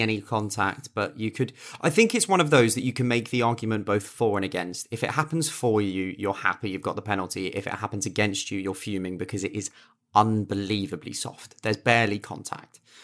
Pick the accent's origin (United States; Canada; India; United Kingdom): United Kingdom; England; I'm English, I live in England